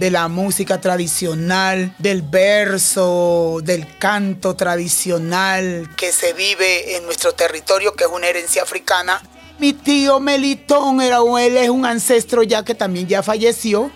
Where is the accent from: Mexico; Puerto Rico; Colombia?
Colombia; Tumaco, Nariño; Yo nací en Tumaco, en una vereda que se llama Río Mexicano